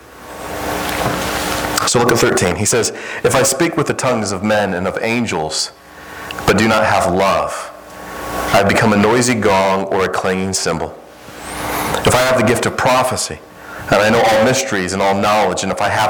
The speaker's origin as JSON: {"language": "English", "region": "Midwest", "country": "United States", "moved": "yes", "said": "I'm from the Midwest, and I'm used to like Chicago and some of those places in big cities."}